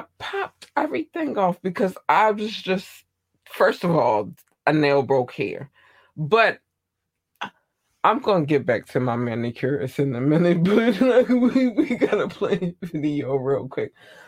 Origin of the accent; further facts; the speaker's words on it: Baltimore, Maryland, United States; I'm from Baltimore. I'm from Baltimore, Maryland. That's where I am. The United States, Baltimore, Maryland.